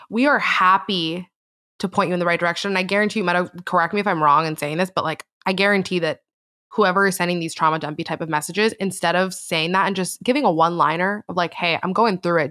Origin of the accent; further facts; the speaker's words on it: Miami, Florida, United States; I grew up in Miami, Florida